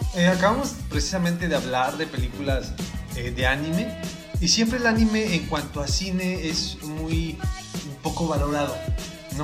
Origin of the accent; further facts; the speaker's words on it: Mexico; somos mexicanos